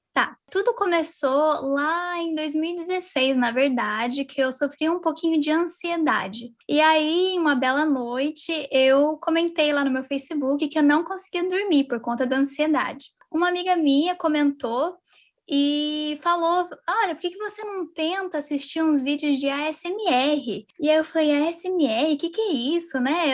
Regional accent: São José dos Campos, São Paulo, Brazil; now in United States; eu sou da cidade de São José dos Campos, mas atualmente eu estou morando nos Estados Unidos

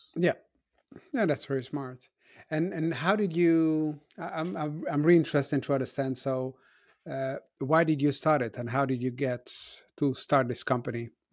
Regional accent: Brussels, Brussels-Capital Region, Belgium; I grew up in Brussels, where my parents had shops

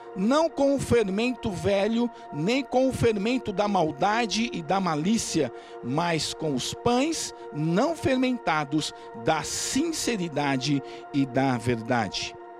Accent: Brazil; Nós somos um povo diferente, nós somos brasileiros

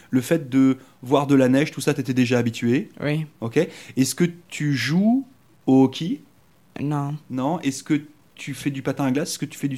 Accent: France; moi, je suis arrivé de France et euh, j'habitais complètement à, l'ouest de la France.

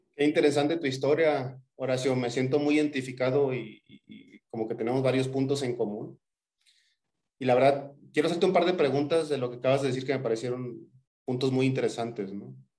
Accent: Tampico, Tamaulipas, Mexico; somos paisanos, somos, somos de Tampico

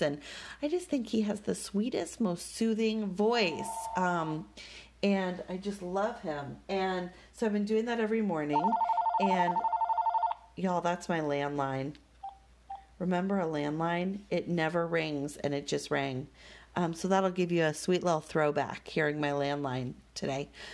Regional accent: Denver, Colorado, United States; growing up in Denver

